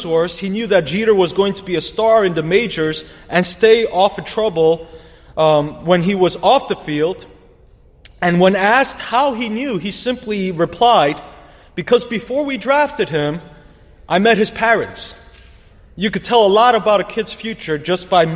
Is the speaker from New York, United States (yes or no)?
yes; New York City, New York, United States; As a New Yorker